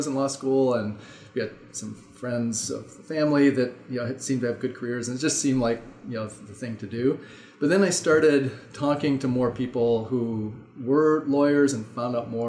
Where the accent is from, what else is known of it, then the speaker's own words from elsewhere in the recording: Midwest, United States; also born or lived in Indiana / Durham, North Carolina; now in Madison, United States; I grew up in the Midwest. I went in Indiana, went to undergrad at Indiana